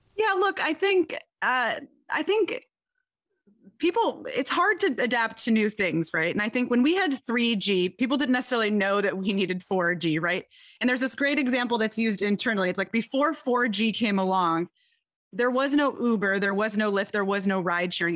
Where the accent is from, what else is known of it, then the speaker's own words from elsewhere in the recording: Detroit, Michigan, United States; I am from Detroit, Michigan